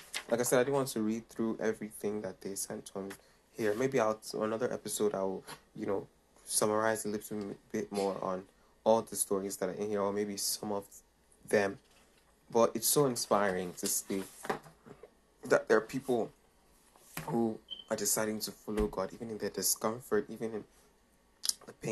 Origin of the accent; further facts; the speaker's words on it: Nigeria; I come from Nigeria, so I love Nigeria.